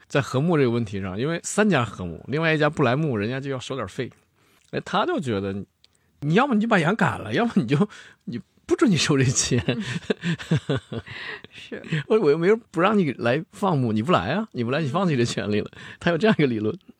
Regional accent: Gorlos grassland, Jilin, China; 我们家乡叫锅尔罗斯草原，嗯，是科尔沁的一部分

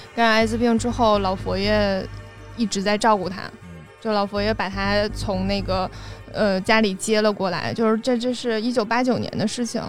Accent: China; 我们中国人还是要坐月子

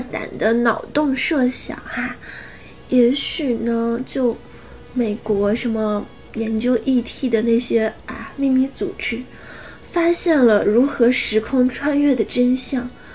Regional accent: Northeast China, China; 我是东北女孩子

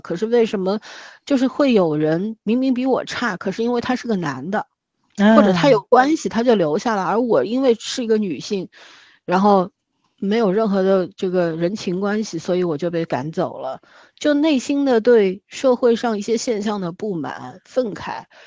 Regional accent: Shanghai, China; 我们上海这边出殡的时候

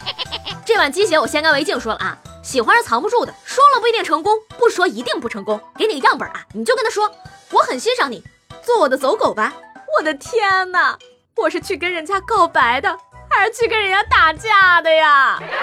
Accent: northern China, China; 作为北方人的我

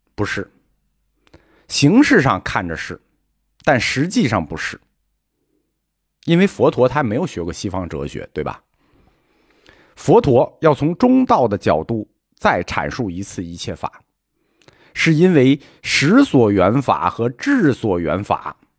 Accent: China; 我们中国人

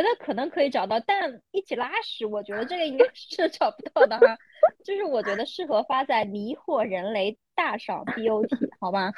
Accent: Shanghai, China; 我是上海人

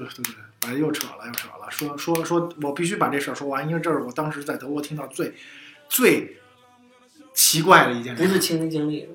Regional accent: China; 我从中国来的

